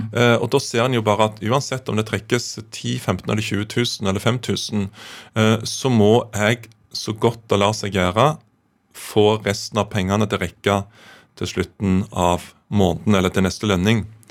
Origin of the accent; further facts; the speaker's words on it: Kvassheim, Jæren, Rogaland, Norway; hjemme på Kvassheim på Jæren